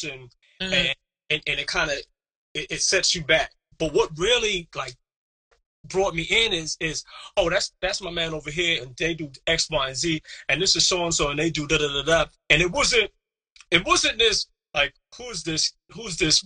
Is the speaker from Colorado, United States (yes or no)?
no; New York, United States; I'm from New York. I grew up on hip hop